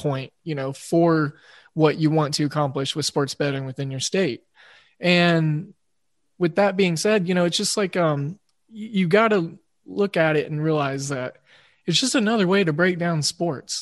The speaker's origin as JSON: {"language": "English", "region": "Oklahoma", "country": "United States", "tie": "born or raised there", "said": "it being my home state"}